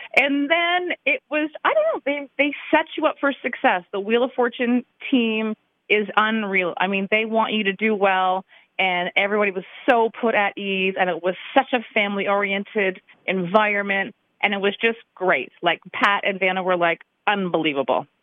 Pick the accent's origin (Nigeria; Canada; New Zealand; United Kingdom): Canada; London, Ontario; moved away as an adult; now in Grand Rapids, United States; I am from Canada, from London, Ontario